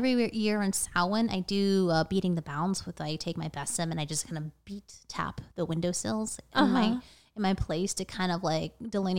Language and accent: English; Thailand; So my family, we're from Thailand.